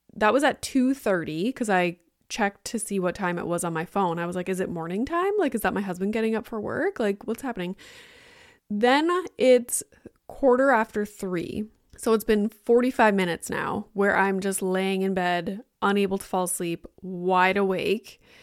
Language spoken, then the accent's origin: English; Sudbury, Ontario, Canada; now in Toronto area, Canada; I'm from Sudbury